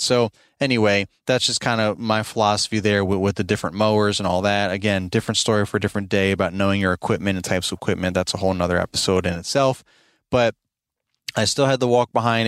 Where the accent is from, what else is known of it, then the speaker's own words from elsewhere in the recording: Albany, New York, United States; moved away as an adult; now in Midlothian, Virginia, United States; we're originally from New York, both my wife and I. I'm from Albany, New York